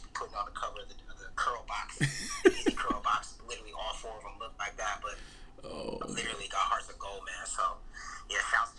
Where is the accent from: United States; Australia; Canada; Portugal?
United States; New York City, New York; moved away as an adult; also born or lived in Palo Alto, California / Portland; now in Los Angeles, United States; Grew up in Harlem, grew up in the Bronx, so all uptown. Then I moved to Cali when I was 18. Went to Stanford for undergrad.